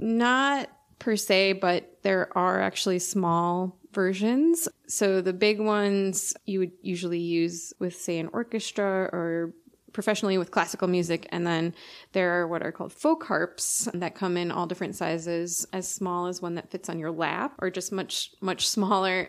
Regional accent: Milwaukee, Wisconsin, United States; I grew up in the Milwaukee area

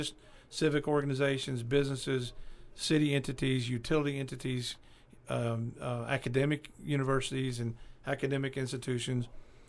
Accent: Bakersfield, California, United States; L.A., Los Angeles, well, we're from Bakersfield. You know, and we lived in Bakersfield for several years.

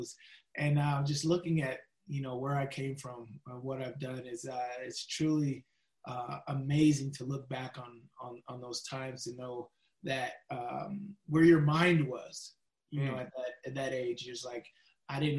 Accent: Las Vegas, Nevada, United States; I grew up in Las Vegas

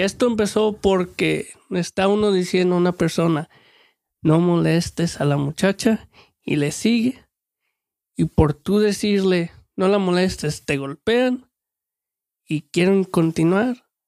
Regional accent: Mexico; moved away; de chico en México

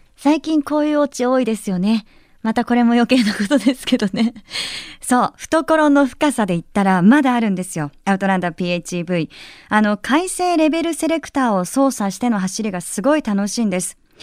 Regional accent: Yamanashi, Japan; 出身が山梨なので

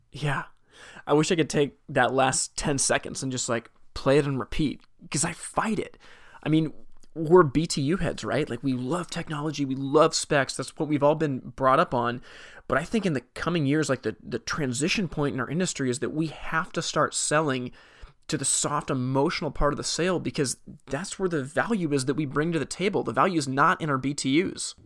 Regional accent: Portland, Oregon, United States; I'm from Portland, Oregon

